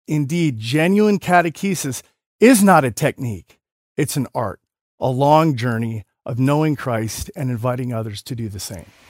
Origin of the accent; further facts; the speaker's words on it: United States; now in Colorado, United States; as an American living in Colorado